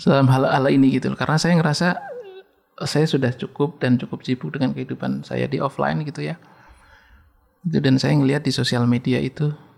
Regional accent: Pemalang, Central Java, Indonesia; accent: ngapak; moved away; saya menyebutkan tempat di Desa Serang

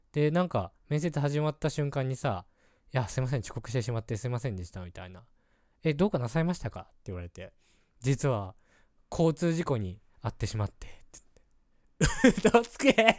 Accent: Hokkaido, Japan; 僕は北海道出身

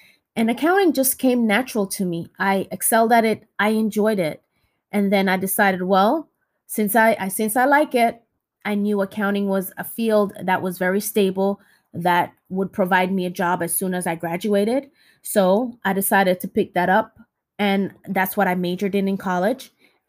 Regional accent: Jamaica; now in United States; When we came from Jamaica, my brother and I, we didn't know anything about the American culture.

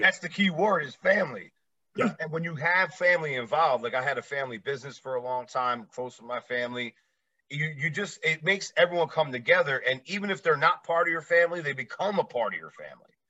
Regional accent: New Jersey, United States; moved away as an adult; now in Las Vegas, United States; I live in Vegas now. I'm originally from Jersey, about 15 minutes away from the city

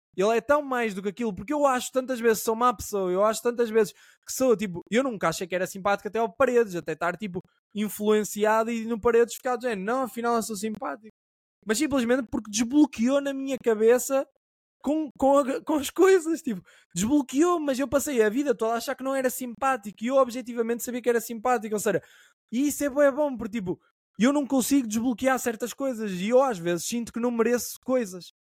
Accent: Caminha, Norte, Portugal; now in Lisbon, Portugal; Eu sou uma pessoa do Norte

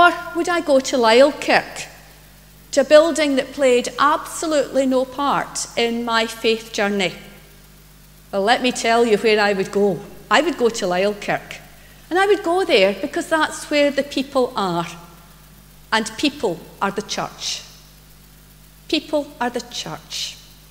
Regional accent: Greenock, Scotland, United Kingdom; now in Paisley, United Kingdom; I was brought up in Greenock and I grew up in St Columba's Church.

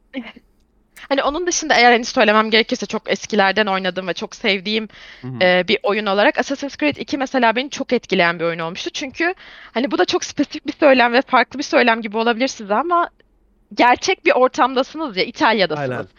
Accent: İzmir, Turkey; İzmir doğumluyum. E, ve bütün ömrüm neredeyse İzmir'de geçti.

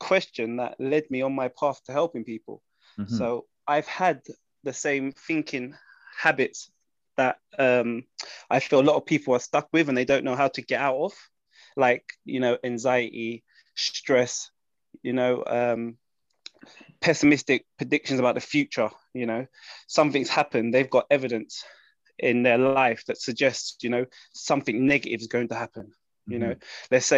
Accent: London, United Kingdom; I'm from London.

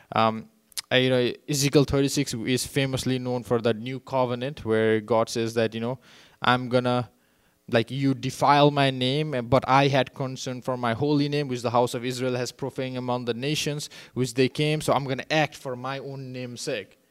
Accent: Nepal; moved away; I grew up in Nepal

